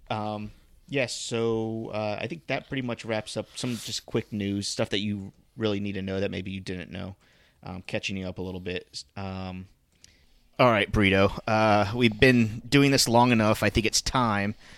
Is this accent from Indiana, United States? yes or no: no; South Florida, United States; we grew up in South Florida.